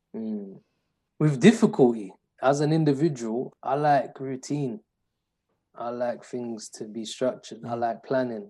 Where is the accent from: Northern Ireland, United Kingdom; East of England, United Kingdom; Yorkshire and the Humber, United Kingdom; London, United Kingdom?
London, United Kingdom; I was brought up in East London in the 90s